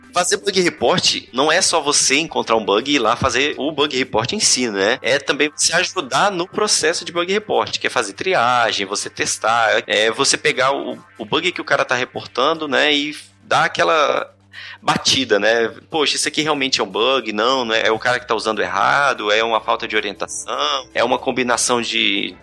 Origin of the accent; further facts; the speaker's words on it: Brasília, Federal District, Brazil; eu sou daqui de Brasília